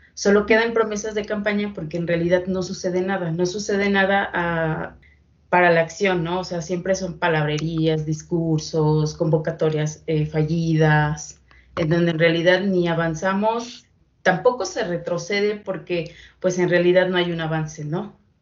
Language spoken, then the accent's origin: Spanish; Mexico